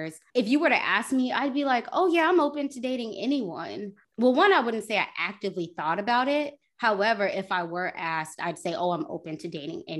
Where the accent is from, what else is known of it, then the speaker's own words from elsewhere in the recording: United States; were born in the States